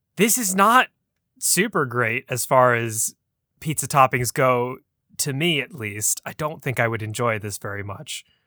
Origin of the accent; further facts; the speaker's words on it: United States; we in the States